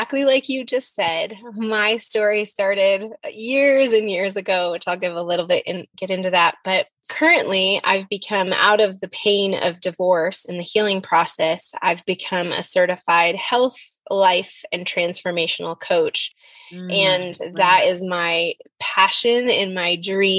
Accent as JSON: {"language": "English", "country": "United States", "said": "I was from the States."}